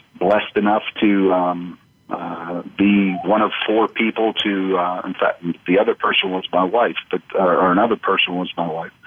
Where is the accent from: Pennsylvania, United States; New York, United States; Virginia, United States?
Pennsylvania, United States; where I grew up, which was the third largest county in Pennsylvania